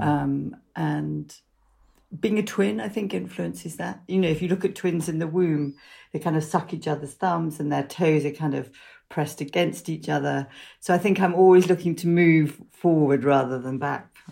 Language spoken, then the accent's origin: English; London, United Kingdom; I grew up, um, in London.